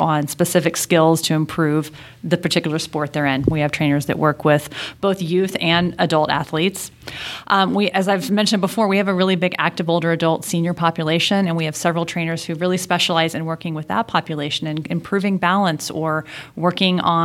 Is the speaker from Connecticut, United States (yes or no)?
no; Houston, Texas, United States; moved away; I grew up in Houston, Texas